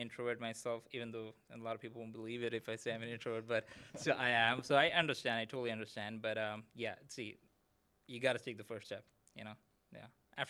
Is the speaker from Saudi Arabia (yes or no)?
yes; Saudi Arabia; I grew up in Saudi Arabia. So my childhood, my friends and everything was like already international.